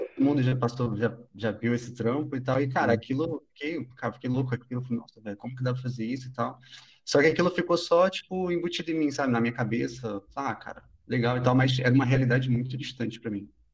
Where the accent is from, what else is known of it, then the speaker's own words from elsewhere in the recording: Rio de Janeiro, Brazil; moved away as an adult; also born or lived in Búzios; now in São Paulo, Brazil; eu, sou do Rio, né? Eu, eu, morava em Búzios, na região dos Lagos, no Rio de Janeiro.